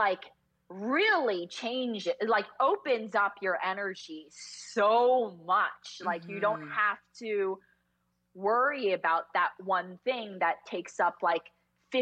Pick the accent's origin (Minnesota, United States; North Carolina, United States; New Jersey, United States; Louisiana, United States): New Jersey, United States; also born or lived in California; I grew up in New Jersey, North Jersey